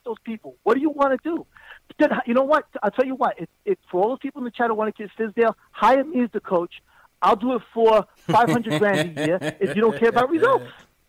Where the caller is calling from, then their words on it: New York, United States; from Long Island, man.